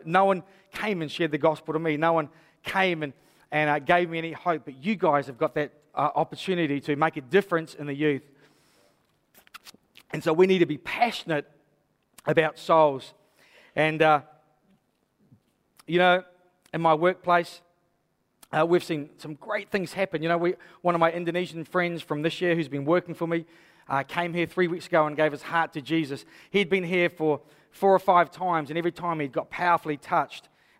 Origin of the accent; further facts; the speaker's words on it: Hastings, South East England, United Kingdom; I was brought up in Hastings. I brought up through the 80s. I know what it's like to be a youth here.